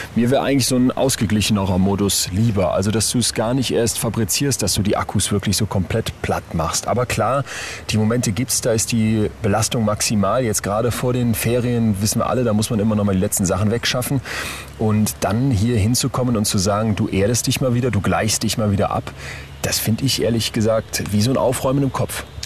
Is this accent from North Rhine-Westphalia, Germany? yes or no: yes; Solingen, North Rhine-Westphalia, Germany; Ich komme aus Solingen